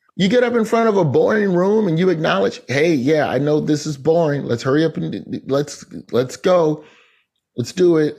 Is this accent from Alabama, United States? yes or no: yes; Birmingham, Alabama, United States; moved away; also born or lived in Tallahassee; Birmingham, my hometown